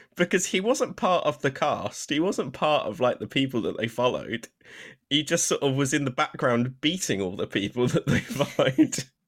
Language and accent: English; United Kingdom; as a Brit